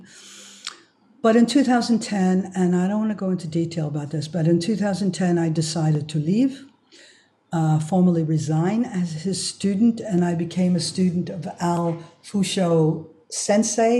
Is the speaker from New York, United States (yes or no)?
yes; New York City, New York, United States; now in Germany; I was raised in Riverdale